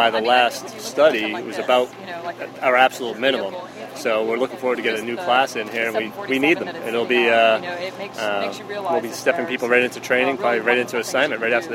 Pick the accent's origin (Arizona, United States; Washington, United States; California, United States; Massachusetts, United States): Massachusetts, United States; Boston; first language English; I grew up in Boston.